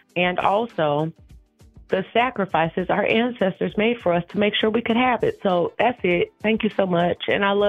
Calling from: Milwaukee, Wisconsin, United States; I am calling you from Milwaukee, Wisconsin.

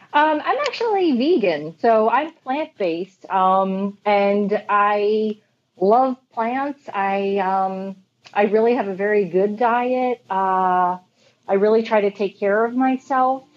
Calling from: Huntington, New York, United States; I am calling from Huntington, Long Island, New York

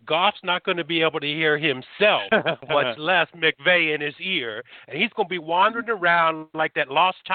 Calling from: Niceville, Florida, United States; I'm calling from Niceville, Florida.

